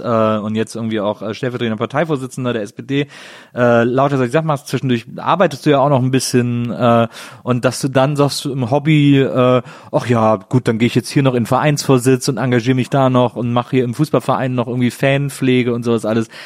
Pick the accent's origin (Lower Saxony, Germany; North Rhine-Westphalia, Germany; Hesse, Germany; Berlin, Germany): North Rhine-Westphalia, Germany; Bonn; aus dem schönen Bonn, meiner Geburtsstadt.